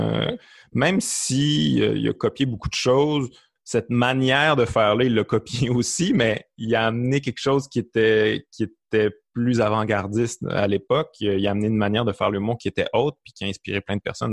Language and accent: French; Quebec City, Quebec, Canada; accent: Québécois; moved away as an adult; also born or lived in Montreal; je venais de Québec